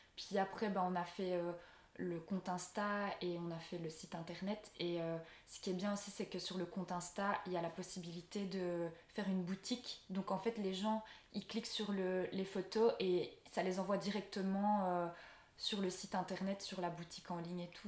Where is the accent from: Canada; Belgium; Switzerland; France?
Belgium; je rentre chez moi en Belgique